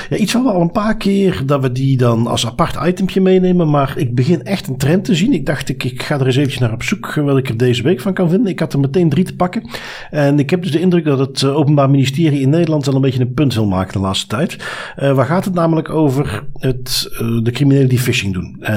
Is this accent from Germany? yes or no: no; Flanders, Belgium; accent: Belgian; Ehm, voor de meeste Nederlanders klink ik als een Belg.